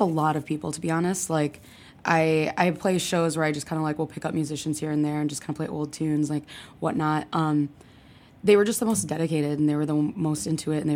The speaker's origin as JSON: {"language": "English", "region": "Michigan", "country": "United States", "tie": "born or raised there", "also_born_or_lived": "Lansing", "moved": "yes", "lives_now": "Chicago, United States", "said": "I grew up in Michigan"}